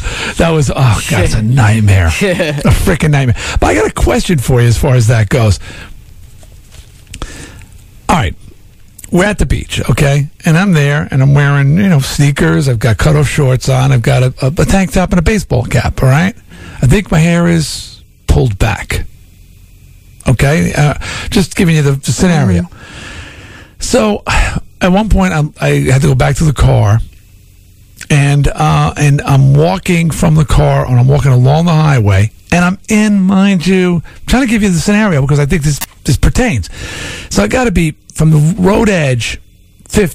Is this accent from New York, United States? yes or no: yes; Long Island, New York, United States; now in Connecticut, United States; I'm from Long Island